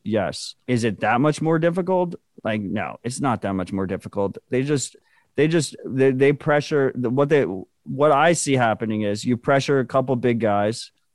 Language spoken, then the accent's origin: English; United States; I'm an American